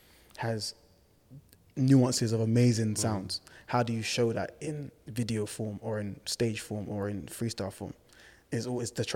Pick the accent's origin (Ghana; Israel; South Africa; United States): Ghana; now in United Kingdom; we love to dance, we're from Ghana